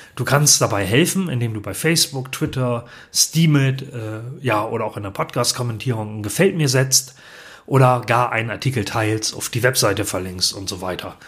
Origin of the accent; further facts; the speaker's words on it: Ganderkesee, Lower Saxony, Germany; Ich bin Jahrgang 1971 und komme aus dem norddeutschen Gannerkesee nahe Bremen, das ist in Niedersachsen